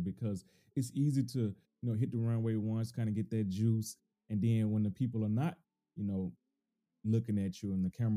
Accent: the South, United States; now in Bay Area, United States; I'm from the South, so it's totally different in the South

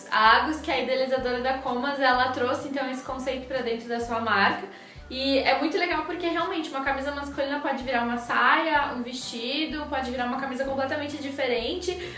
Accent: Rio Grande do Sul, Brazil; moved away; da minha terrinha do coração

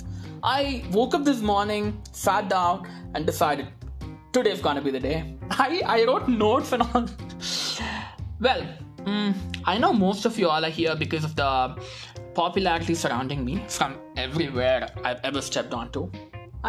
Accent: Madurai, Tamil Nadu, India; I hail from the Athens of the East

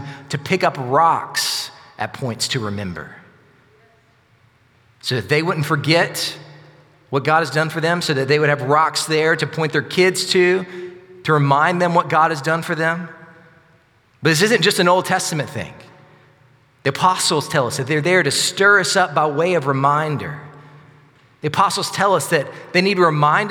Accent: Sylacauga, Alabama, United States; also born or lived in Northport, Alabama; I grew up in Sylacauga, but after I graduated high school, my parents moved to Northport

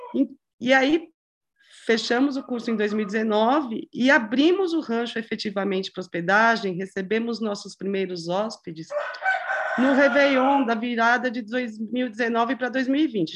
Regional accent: São Paulo, Brazil; moved away as an adult; also born or lived in Paraná; sempre morou em São Paulo. É, a gente tinha uma vida uma vida de, infância, adolescência, estudando, faculdade

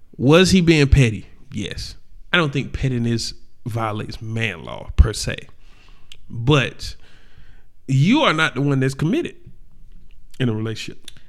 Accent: the South, United States; we are from the South

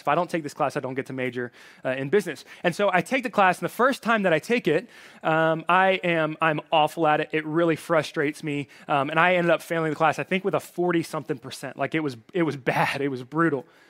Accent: Alabama, United States; moved away; I have a little bit of an accent. That's 'cause I'm from Alabama.

